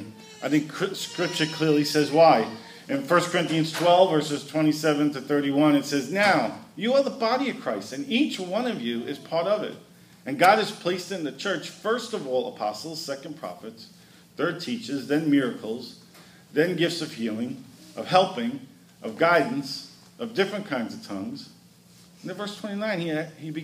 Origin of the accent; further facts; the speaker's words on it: New York City, New York, United States; I grew up in Brooklyn, New York